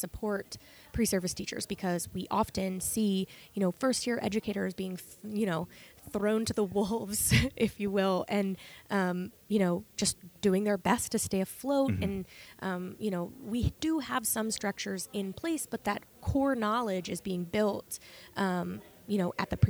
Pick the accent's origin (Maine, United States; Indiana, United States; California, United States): Maine, United States; now in Massachusetts, United States; I'm not from Massachusetts originally. I'm from Maine